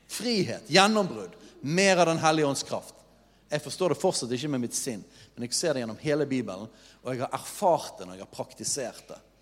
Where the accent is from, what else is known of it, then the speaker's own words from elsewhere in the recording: Norway; vi som nordmenn